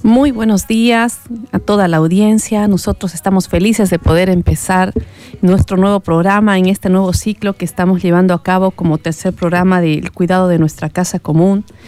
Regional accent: Santa Cruz de la Sierra, Santa Cruz, Bolivia; nosotros como, como cruceños y como bolivianos y como habitantes de esta ciudad

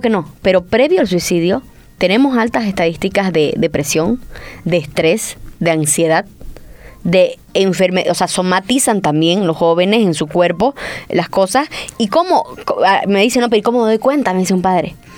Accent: San José de Chiquitos, Santa Cruz, Bolivia; somos de San José chiquitos

